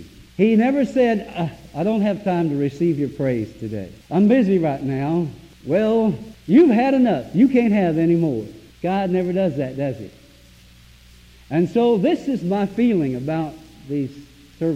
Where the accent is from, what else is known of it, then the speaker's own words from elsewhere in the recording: Zephyrhills, Florida, United States; I come from Zephyr Hills, Florida, down next to Lakeland.